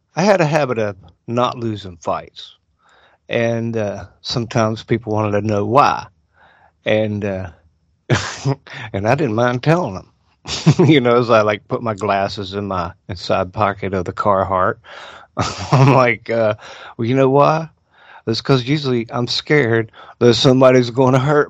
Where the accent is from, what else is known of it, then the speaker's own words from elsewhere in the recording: Guyandotte, West Virginia, United States; where I was raised, Guyandot